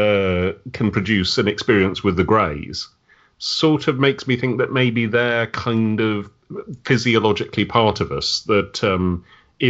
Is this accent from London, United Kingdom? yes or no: no; Wiltshire, South West England, United Kingdom; I'm from Wiltshire in the West Country